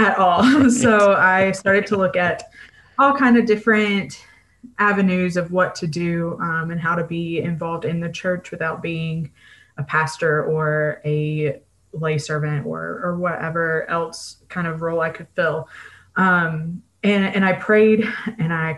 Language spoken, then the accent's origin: English; Mississippi, United States; moved away as an adult; now in Kalamazoo, United States; I am from Mississippi and moved to Kalamazoo, Michigan